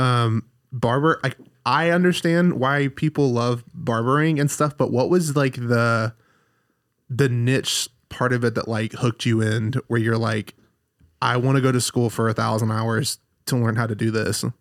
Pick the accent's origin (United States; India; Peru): United States; Alabama; moved away as an adult; now in Redding, United States; so I'm from Alabama